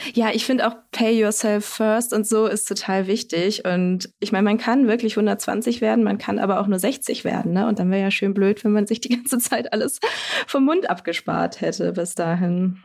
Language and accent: German; Bremen, Germany; moved away; ich bin äh, in Bremen aufgewachsen, meine Mama wohnt da noch